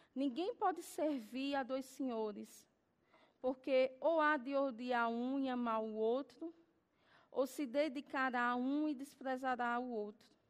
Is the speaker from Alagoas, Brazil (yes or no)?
yes; Alagoas, Brazil; eu sou nordestina, nascida em Alagoas